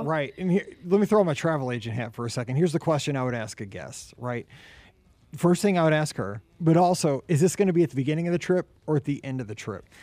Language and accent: English; Missouri, United States; I'm from Missouri and we're hardworking